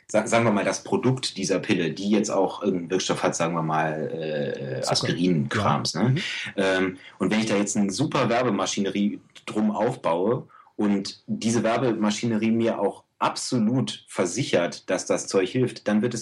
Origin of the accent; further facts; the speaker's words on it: Germany; ja, ich bin Deutscher und ich möchte gerne Ägyptisch lernen